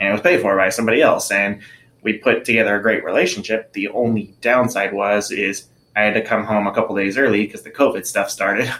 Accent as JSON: {"language": "English", "town": "Anaheim", "region": "California", "country": "United States", "tie": "born or raised there", "also_born_or_lived": "Tennessee", "moved": "as an adult", "said": "growing up in Anaheim, where I did, was a pretty diverse neighborhood."}